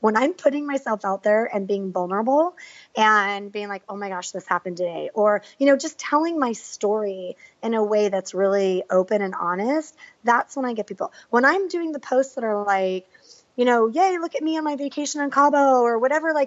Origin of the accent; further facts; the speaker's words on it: San Diego, California, United States; I grew up in San Diego playing soccer